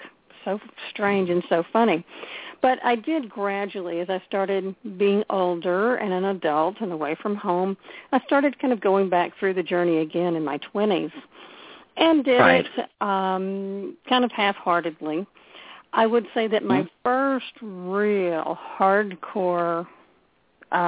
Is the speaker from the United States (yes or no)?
yes; Houston, Texas, United States; I grew up in Houston.